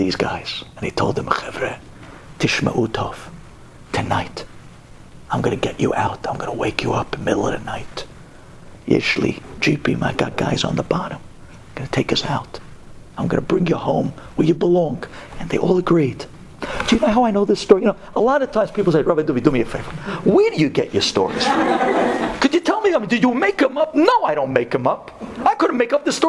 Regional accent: New York City, New York, United States; We're from Brooklyn

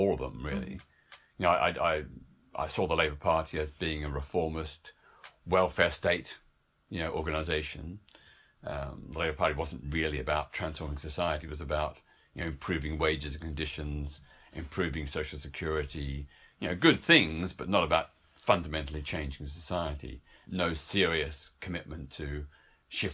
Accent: Melbourne, Victoria, Australia; in my hometown of Melbourne, Australia

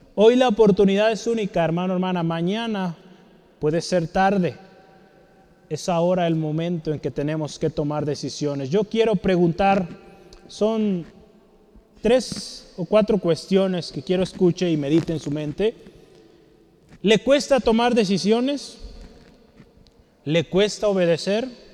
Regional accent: Mexico; Como mexicanos

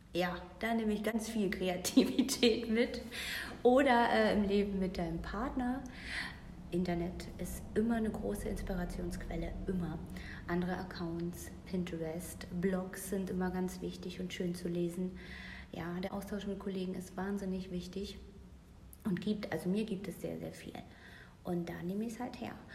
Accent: Mecklenburg-Vorpommern, Germany; also born or lived in Berlin; now in Paderborn, Germany; geboren in Mecklenburg-Vorpommern, mittlerweile 38 Jahre alt. Heimat des Herzens ist und bleibt Berlin und der Liebe wegen jetzt bei Paderborn äh, sesshaft geworden tatsächlich

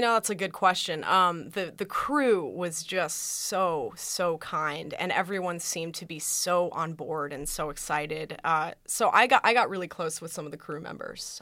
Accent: Colorado, United States; moved away; I'm from Colorado originally

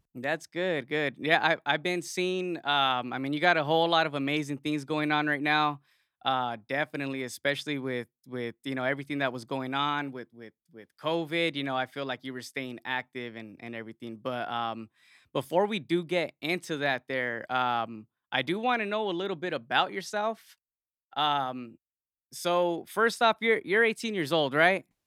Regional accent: Yuma, Arizona, United States; I'm from Yuma, another small

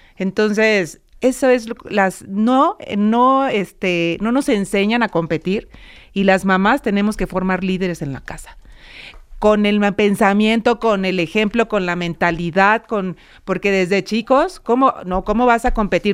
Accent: Mexico; los mexicanos y que las mujeres somos capaces de tener este puesto

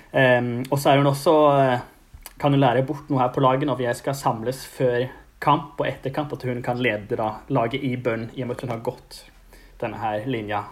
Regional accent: Stavanger, Rogaland, Norway; jeg holder meg hjemme på Tasta

